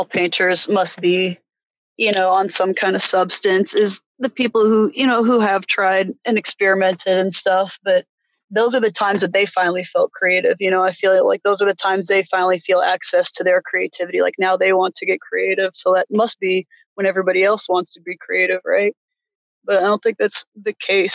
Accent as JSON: {"language": "English", "town": "St. Louis", "region": "Missouri", "country": "United States", "also_born_or_lived": "Hawaii", "moved": "yes", "lives_now": "Terra Studios, United States", "said": "I'm from St. Louis"}